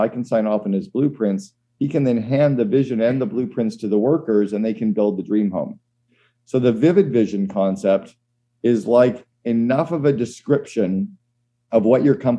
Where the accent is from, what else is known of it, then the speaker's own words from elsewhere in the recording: Northern Canada, Canada; And I grew up in Northern Canada. We always had a fire going in the home.